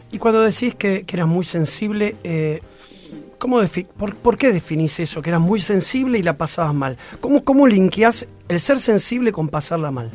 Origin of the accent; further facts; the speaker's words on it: Argentina; Somos así los argentinos, somos opinólogos